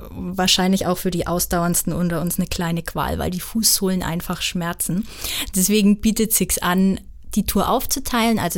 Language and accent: German; Zell am Fichtelgebirge, Bavaria, Germany; Ich bin in Zell am Fichtelgebirge ähm, geboren und aufgewachsen. Das ist ganz im Süden des Landkreises Hof, ähm, direkt an der Grenze zum Landkreis Wunsiedel